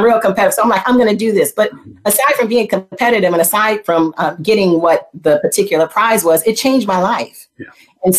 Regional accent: Flint, Michigan, United States; I was born in Flint, Michigan, and I went to school basically in elementary school, kindergarten with my little plastic briefcase.

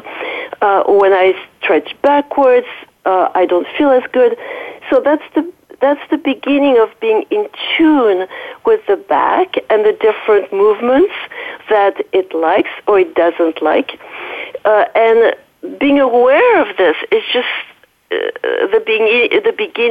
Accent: Paris, Île-de-France, France; accent: French; English is a second language; moved away; excuse my French accent. I'm from a French origin. I was raised in Paris.

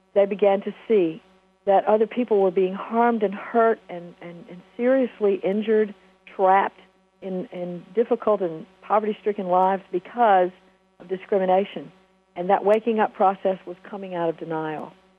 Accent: United States

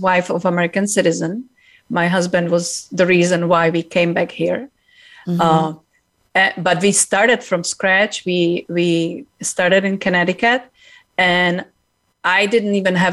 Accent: Czechia; now in United States; I came from Czech Republic. I was actually born in communism.

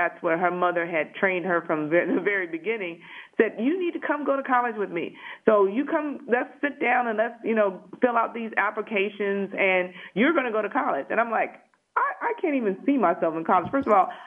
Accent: Detroit, Michigan, United States; moved away as an adult; also born or lived in Huntsville, Alabama / Toledo, Ohio; I grew up in Detroit, went to high school, elementary school, high school, everything in Detroit

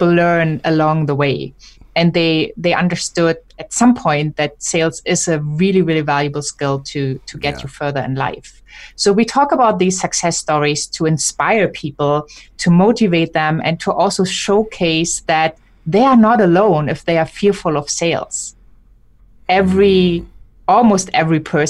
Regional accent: Germany; I'm German

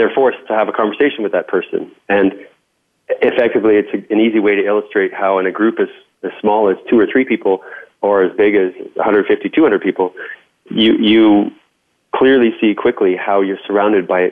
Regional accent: Canada; accent: Canadian; I'll put the Canadian back on

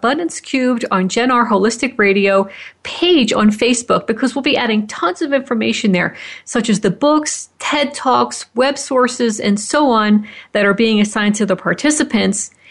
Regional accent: Fort Collins, Colorado, United States; Fort Collins, Colorado, my hometown

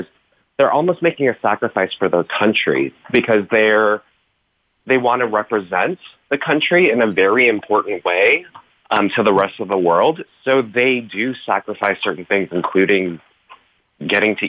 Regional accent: United States; Growing up in America, but having parents who were born in Korea

